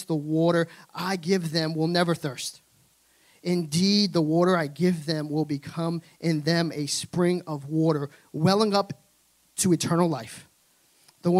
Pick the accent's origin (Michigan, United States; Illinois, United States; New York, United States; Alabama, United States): New York, United States; New York City; I'm from Brooklyn, New York